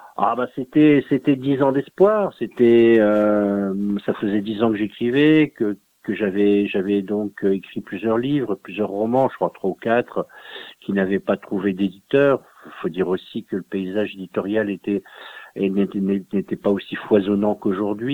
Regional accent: Dunkirk, Hauts-de-France, France; mon pays d'origine, qui est un pays très industrialisé, hein, le, le, nord de la France, Dunkerque

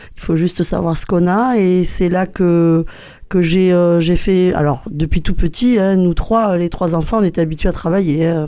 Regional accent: Gers, Occitania, France; notre petit village du Gers

